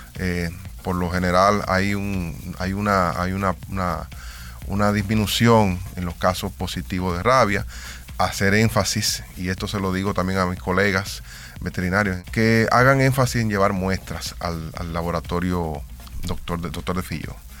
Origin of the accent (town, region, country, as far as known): Dominican Republic